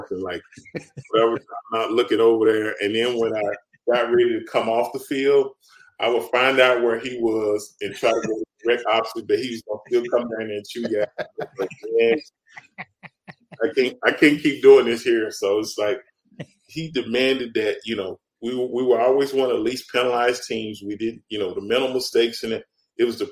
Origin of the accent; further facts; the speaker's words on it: Dallas, Texas, United States; now in Houston, United States; I grew up in Dallas